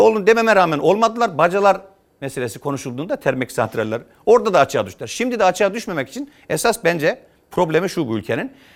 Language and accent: Turkish; Yozgat Province, Turkey; moved away as an adult; also born or lived in Trabzon (family origin, Çaykara); now in Ankara, Turkey; Ben Yozgat'ta doğdum.